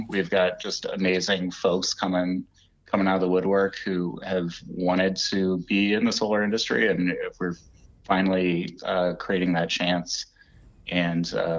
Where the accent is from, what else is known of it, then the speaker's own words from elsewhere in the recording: Shepherdstown, West Virginia, United States; also born or lived in Pennsylvania / Washington, District of Columbia, United States / New Hampshire / Vermont; I grew up near Shepherdstown in, just out in the woods outside of Shepherdstown.